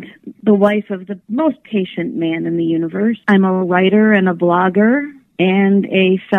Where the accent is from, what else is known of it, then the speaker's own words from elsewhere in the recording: Grand Rapids, Michigan, United States; I'm from Grand Rapids, Michigan.